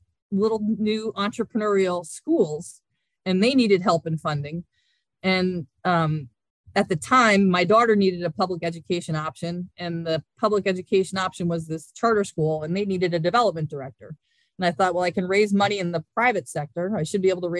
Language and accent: English; Hudson Valley, New York, United States; I grew up in the Hudson Valley